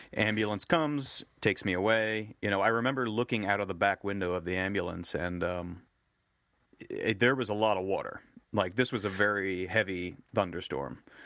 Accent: New Jersey, United States; I grew up in New Jersey

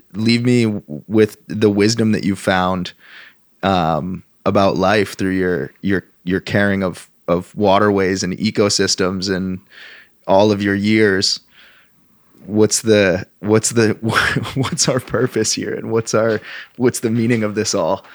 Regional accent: Vermont, United States; one of the values that I grew up with, with and not just in Vermont, in the Northeast in general

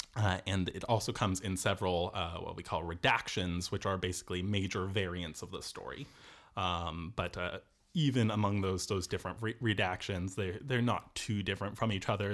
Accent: Seattle, Washington, United States; moved away as an adult; now in Cork, Ireland; I'm from Seattle originally

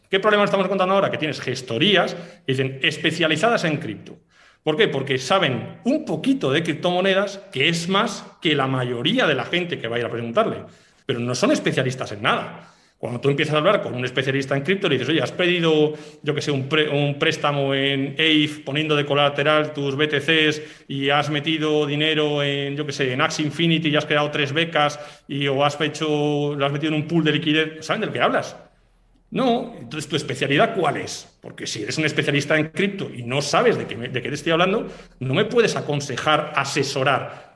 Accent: Basque Country, Spain; yo soy del País Vasco

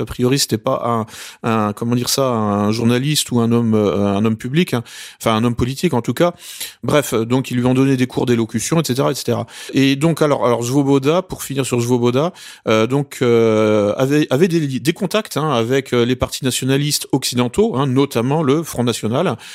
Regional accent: France; je suis français

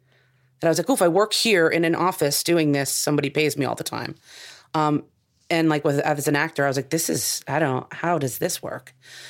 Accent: New Jersey, United States; moved away as an adult; also born or lived in New York; now in California, United States; I'm from New Jersey.

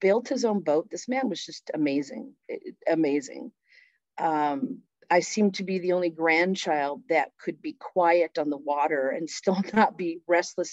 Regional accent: Phoenix, Arizona, United States; also born or lived in California; I was born and raised in Phoenix and then moved to California and back and forth.

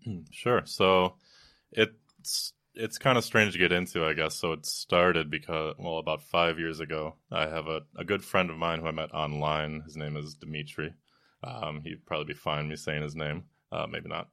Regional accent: Wisconsin, United States; moved away as an adult; now in New York, United States; I'm from Wisconsin

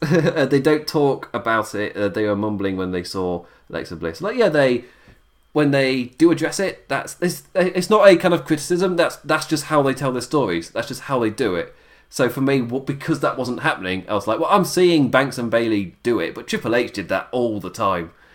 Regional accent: England, United Kingdom; I'm English

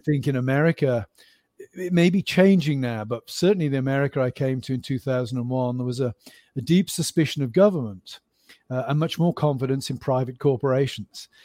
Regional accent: Stroud, South West England, United Kingdom; moved away as an adult; also born or lived in Birmingham, England / Cambridge, England / Aberdeen, Scotland / Philadelphia, United States; now in Pennsylvania, United States; they moved to Gloucestershire, which is a very rural part of the country. So I grew up in the west of England

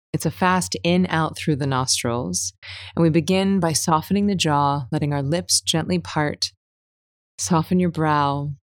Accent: United States; moved away; Hurricane Michael, it wiped out, like, my hometown and my family's hometown

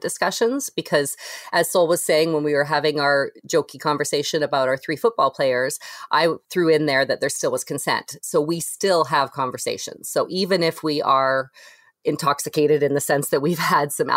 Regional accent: Canada; also born or lived in Toronto; we're Toronto and just because we're Canadian

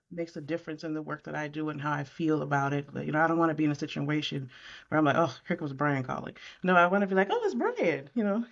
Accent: Syracuse, New York, United States; now in Concord, United States; I right now live in Concord, North Carolina. I'm from Syracuse, New York, so I specialize right in my hometown

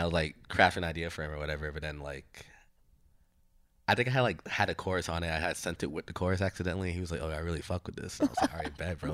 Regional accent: Brooklyn, New York, United States; growing up in Bru-, like, Brooklyn

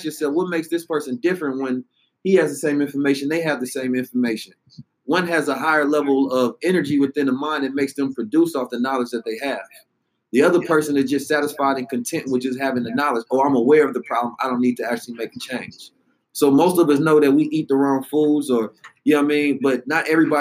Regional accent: United States; also born or lived in Oakland, California / St. Louis, Missouri; I grew up in Oakland and St. Louis

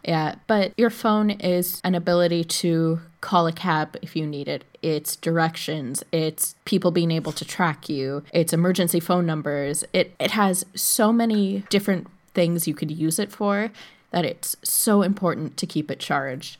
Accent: United States; moved away as an adult; I am an American citizen living abroad

